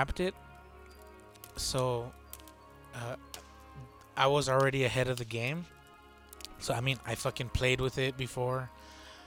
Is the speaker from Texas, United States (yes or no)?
yes; Texas, United States; I'm from Texas